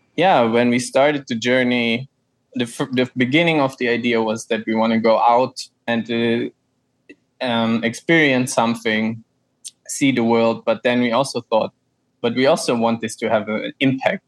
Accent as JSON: {"language": "English", "town": "Frankfurt", "region": "Hesse", "country": "Germany", "also_born_or_lived": "Austria", "moved": "as an adult", "said": "I'm from Germany, from Frankfurt"}